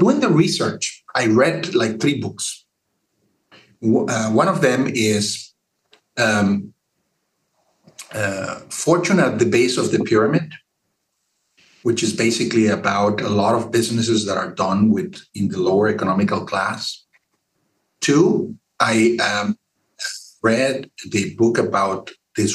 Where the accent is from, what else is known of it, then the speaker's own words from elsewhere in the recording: Mexico; now in San Antonio, United States; I'm from Mexico